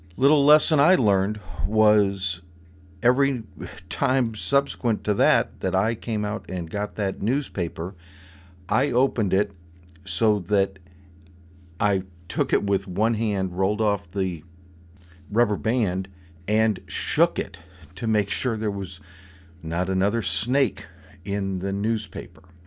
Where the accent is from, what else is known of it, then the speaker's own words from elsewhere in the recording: Florida, United States; Growing up in Florida